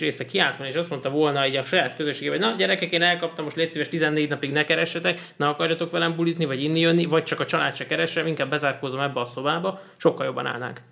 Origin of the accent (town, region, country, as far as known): Hungary